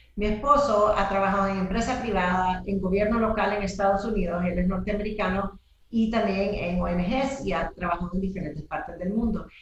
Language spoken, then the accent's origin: Spanish; El Salvador; also born or lived in United States; yo soy salvadoreña, soy una mujer de, este país que quiero muchísimo